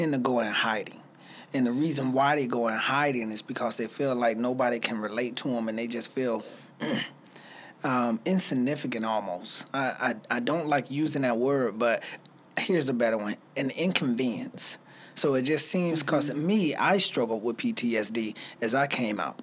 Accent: Spartanburg, South Carolina, United States; now in Greenville, United States; I'm originally from Spartanburg, South Carolina, so Sparkle City, you know. So I came to Greenville by way of Spartanburg

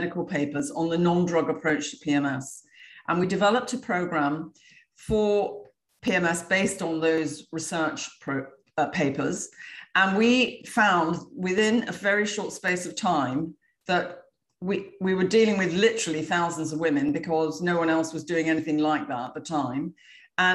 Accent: England, United Kingdom; now in Florida, United States; I'm from England, although I live in Florida now

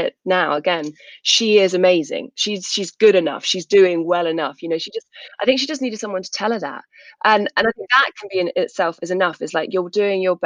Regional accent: South England, United Kingdom; I grew up in South England

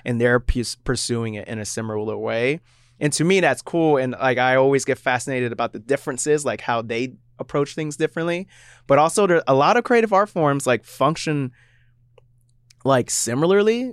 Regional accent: Florida, United States; now in Seattle, United States; I grew up in Florida

